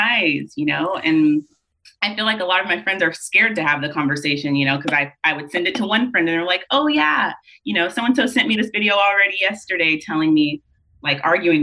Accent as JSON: {"language": "English", "town": "Tulare", "region": "California", "country": "United States", "tie": "born or raised there", "said": "I'm originally from Tulare, California, which is like 30 minutes south mm-hmm. of Fresno."}